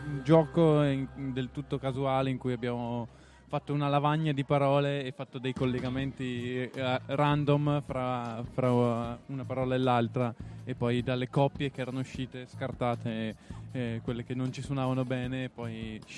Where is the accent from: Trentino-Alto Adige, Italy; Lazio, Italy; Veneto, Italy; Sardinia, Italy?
Trentino-Alto Adige, Italy; Arco; now in Turin, Italy; siamo nati qua proprio ad Arco, eh, in tre, tre arcensi, e poi ci siamo trasferiti circa quattro anni fa a Torino.